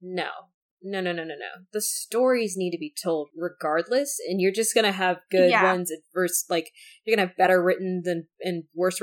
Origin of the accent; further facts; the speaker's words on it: United States; I am an American